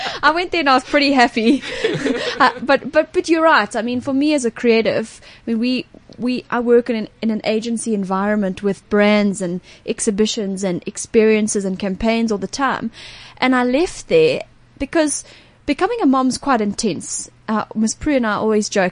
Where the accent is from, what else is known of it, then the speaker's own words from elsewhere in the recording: Johannesburg, Gauteng, South Africa; as a Josie person, as a South African.